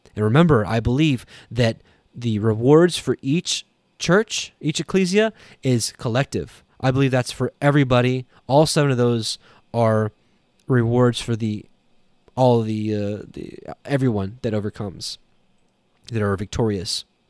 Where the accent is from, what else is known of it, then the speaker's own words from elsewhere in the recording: Canada; I'm Canadian